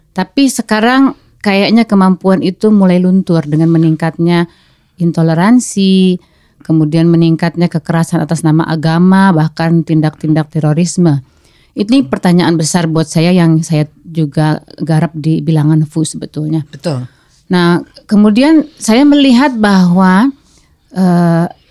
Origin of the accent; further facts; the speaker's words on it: Java, Indonesia; saya kan sebagai orang Jawa tapi saya tuh agak benci dengan kejawaan sebetulnya waktu kecil